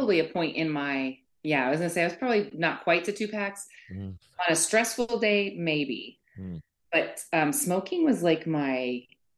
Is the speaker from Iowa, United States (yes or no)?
no; Boulder, Colorado, United States; moved away as an adult; I grew up in Boulder, basically from like age, I would say, from birth to 25, I was probably in that area.